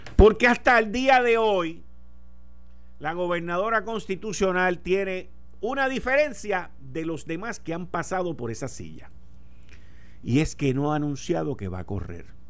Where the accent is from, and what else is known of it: Puerto Rico